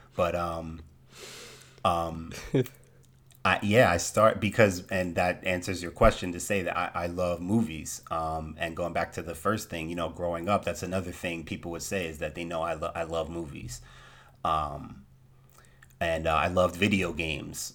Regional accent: Trenton, New Jersey, United States; I was born in Trenton, New Jersey. Born and raised in New Jersey.

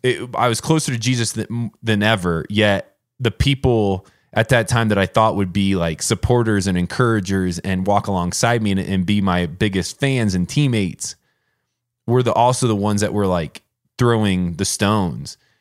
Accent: Warsaw, Indiana, United States; moved away as an adult; growing up in Indiana

